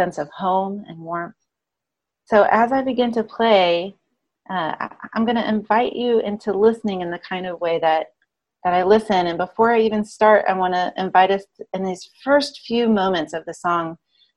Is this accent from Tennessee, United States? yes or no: yes; Memphis, Tennessee, United States; I grew up in Memphis, Tennessee, and I therefore was raised on gospel and blues music